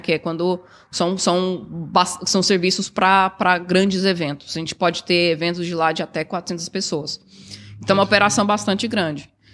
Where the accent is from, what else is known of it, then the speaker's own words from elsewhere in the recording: Goiânia, Goiás, Brazil; now in Toronto, Canada; Sou de Goiás, sou de Goiânia. E sempre eu fui criada, na verdade, numa cidade pequena, e era próxima à fazenda que meu avô tinha